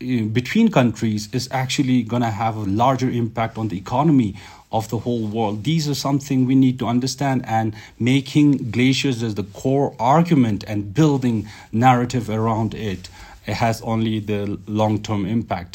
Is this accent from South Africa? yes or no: no; Zanskar, Ladakh, India; I come from Zanskar